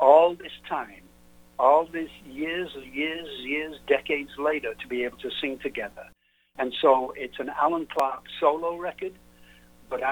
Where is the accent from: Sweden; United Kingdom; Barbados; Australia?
United Kingdom; England; now in United States; I'm English, of course, so I'm not from here.